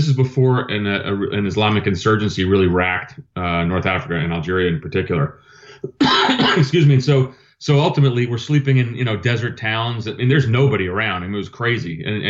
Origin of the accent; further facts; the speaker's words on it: Athens, Attica, Greece; born there; I was born in Athens, Greece. My dad was Greek. He went to the United States on a Fulbright scholarship, met my mom so my dad's Greek Orthodox.